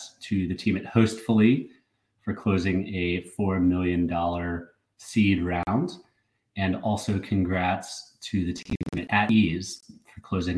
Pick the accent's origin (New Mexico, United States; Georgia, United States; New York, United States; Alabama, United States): Georgia, United States; Atlanta; moved away; Atlanta, George, my hometown